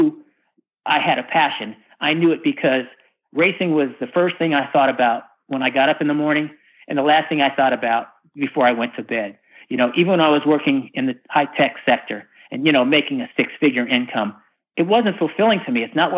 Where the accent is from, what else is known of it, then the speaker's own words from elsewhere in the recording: California, United States; when I came from the West Coast, from Northern California, the Bay Area specifically, to the Deep South, to race in NASCAR